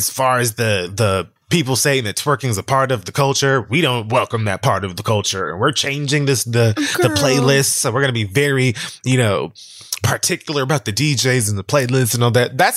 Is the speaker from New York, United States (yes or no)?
no; Dallas, Texas, United States; This is a Dallas record. I'm from Dallas, bitch.